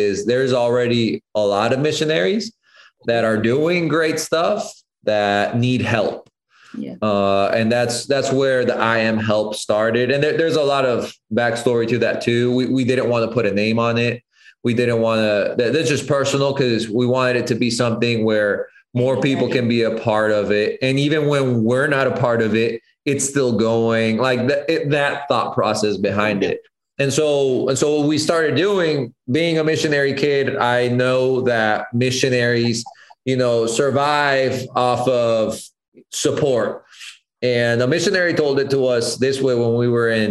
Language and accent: English; Colombia; growing up in Colombia, my dad, I mean, in general, the Colombian culture is very like coffee centered